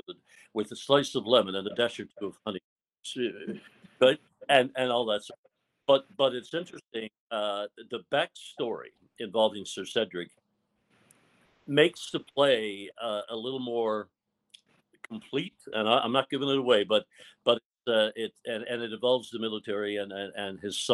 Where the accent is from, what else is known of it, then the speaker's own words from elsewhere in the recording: Fogo Island, Newfoundland and Labrador, Canada; Growing up on Fogo Island